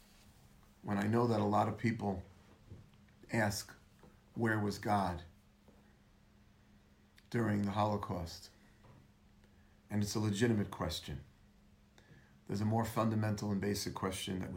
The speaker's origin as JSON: {"language": "English", "country": "United States", "said": "we're American"}